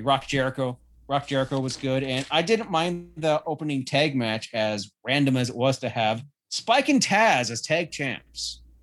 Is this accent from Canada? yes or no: yes; Canada; being Canadian